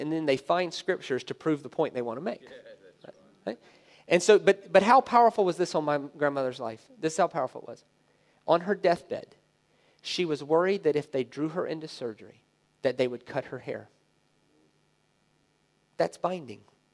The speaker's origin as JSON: {"language": "English", "region": "the South", "country": "United States", "tie": "born or raised there", "said": "I grew up in the South in America."}